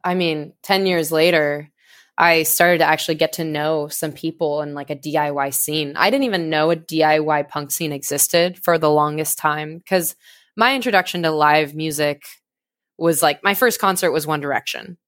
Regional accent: suburb of Sacramento, California, United States; moved away as an adult; now in Santa Cruz, United States; I grew up in, uh, like a suburb of Sacramento

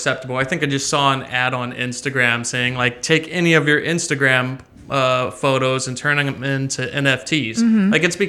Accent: Stockton, California, United States; I was born and raised in Stockton, California.

